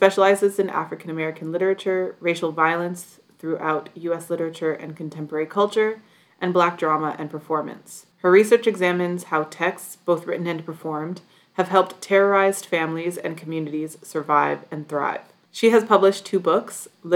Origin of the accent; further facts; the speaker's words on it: Toronto, Ontario, Canada; growing up in Toronto